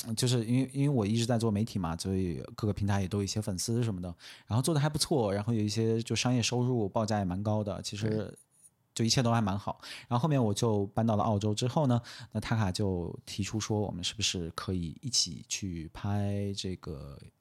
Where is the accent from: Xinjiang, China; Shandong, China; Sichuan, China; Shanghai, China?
Xinjiang, China; 作为新疆人的一个最后一丝骄傲